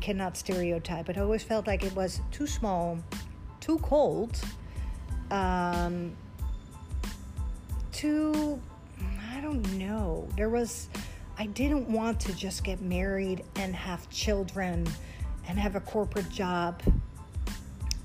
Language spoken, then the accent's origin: English; Netherlands; English is a second language; moved away as an adult; also born or lived in Egypt; now in United States; Born and raised in Holland.